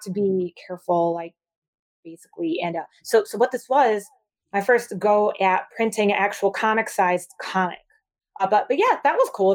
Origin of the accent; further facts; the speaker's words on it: Michigan, United States; moved away as an adult; now in New York City, United States; I'm from Michigan originally.